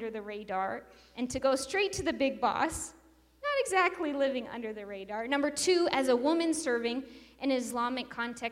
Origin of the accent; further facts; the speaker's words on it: Wasilla, Alaska, United States; moved away as an adult; also born or lived in island off the coast of East Africa